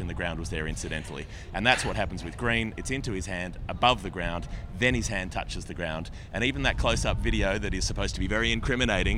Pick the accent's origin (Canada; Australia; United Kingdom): Australia; we're Australian.